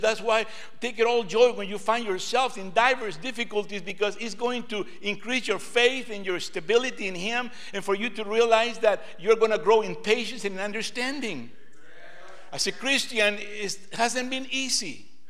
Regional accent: Lima, Peru; now in United States; I was born in Lima, Peru, South America

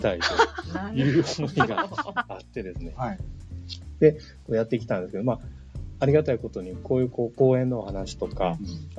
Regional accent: Neyagawa, Osaka, Japan; now in Ibaraki, Japan; 出身はですね、あの、寝屋川というところなんですけれども、今は茨 城市に住んでおります

